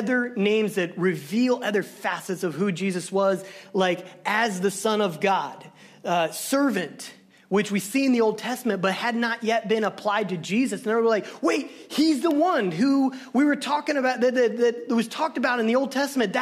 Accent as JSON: {"language": "English", "region": "Southern Illinois", "country": "United States", "said": "I'm from Southern Illinois. We're not so good with English."}